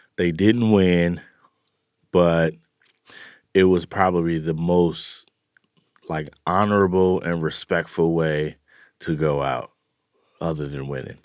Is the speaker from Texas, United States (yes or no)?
no; Oakland, California, United States; I grew up in the, uh, you know, in East Oakland